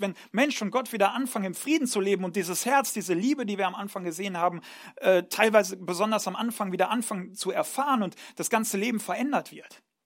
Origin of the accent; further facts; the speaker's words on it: Ruhr area, North Rhine-Westphalia, Germany; moved away; ich komme ursprünglich aus Nordrhein-Westfalen, ähm, aus, aus dem schönen Ruhrgebiet